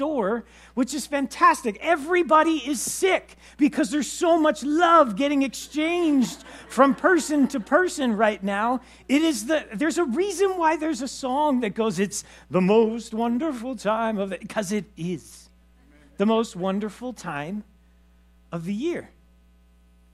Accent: Los Angeles, California, United States; moved away; I grew up in Los Angeles

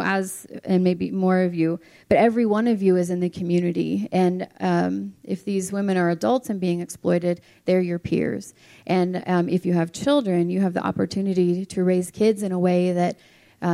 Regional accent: Clark County, Nevada, United States; now in Reno, United States; I've been an educator in Clark County, where I was raised in the school system

